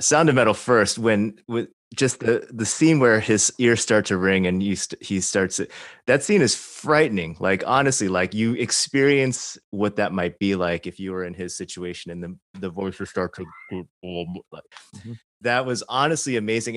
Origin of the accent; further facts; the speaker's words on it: Chicago, Illinois, United States; I grew up in suburban Chicago, not Arkansas